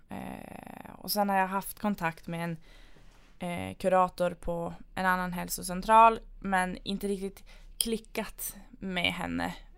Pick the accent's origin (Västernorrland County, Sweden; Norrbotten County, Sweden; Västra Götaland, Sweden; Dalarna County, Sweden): Norrbotten County, Sweden; Luleå; moved away as an adult; now in Piteå, Sweden; är från Luleå från början